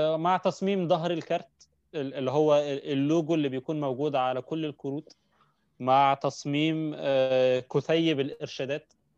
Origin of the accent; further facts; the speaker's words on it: Egypt; عندنا في مصر